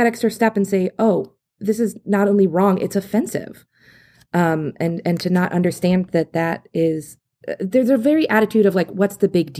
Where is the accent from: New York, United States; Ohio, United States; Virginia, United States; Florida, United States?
Ohio, United States; I grew up in Southern Ohio, and a lot of our school districts were named after the Indigenous tribes that had come before.